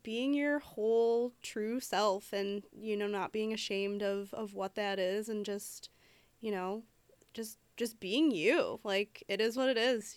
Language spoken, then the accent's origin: English; Detroit, Michigan, United States; I am from Detroit